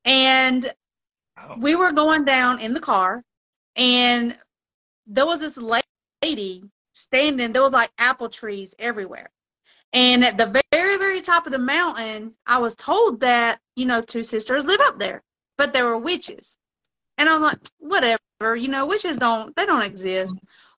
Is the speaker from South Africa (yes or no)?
no; Mexico; you know, I was raised in Mexico, on and off in Mexico.